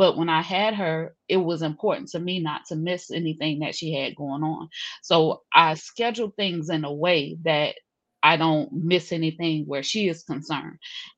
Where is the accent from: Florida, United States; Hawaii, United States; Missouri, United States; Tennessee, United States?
Florida, United States; Jacksonville; born there; also born or lived in overseas; I'm from the south, sis. I'm straight from the south. So I'm originally from Jacksonville, Florida, on paper. So my father was in the military, though. So I grew up actually overseas, international, grew up in Dodd schools